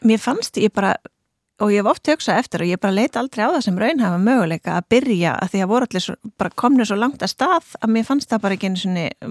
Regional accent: Reykjavík, Capital Region, Iceland; also born or lived in Denmark; now in Akranes, Iceland; ég er fætt hérna í Reykjavík uh, en flytt til Danmerkur þegar ég er innan við Árskömmul, þar sem ég bjó fyrstu sex árin.

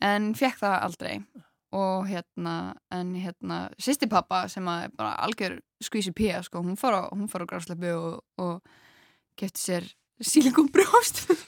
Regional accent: Grenivík, Northeastern Region, Iceland; Ég er fætt á uppálegin á Greinivík, sem er rétt hjá Akureyri

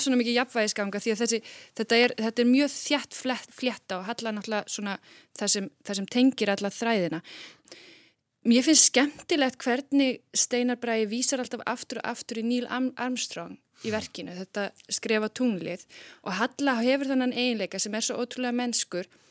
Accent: Iceland; við erum náttúrulega Íslendingar

